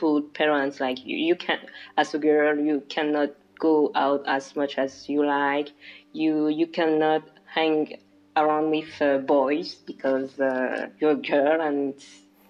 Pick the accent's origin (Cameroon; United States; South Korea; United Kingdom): Cameroon; English is a second language; moved away as an adult; now in France; I grew up in Cameroon. This is where I come from.